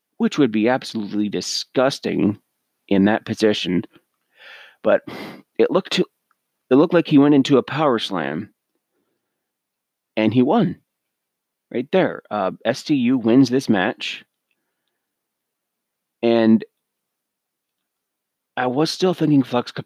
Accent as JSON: {"language": "English", "country": "Canada", "said": "I'm Canadian"}